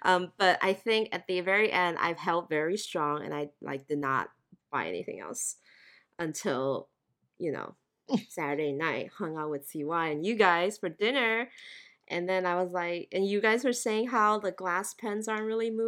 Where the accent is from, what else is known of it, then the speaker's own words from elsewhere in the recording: Thailand; now in United States; You know, I grew up in Thailand, so Hanging Rice and Mango just gives me like mango sticky rice vibes.